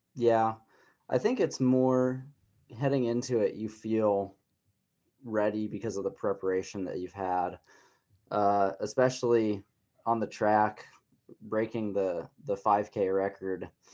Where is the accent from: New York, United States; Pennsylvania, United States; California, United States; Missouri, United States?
Missouri, United States; Columbia; moved away as an adult; now in Lawrence, United States; I was born in Columbia, raised in Columbia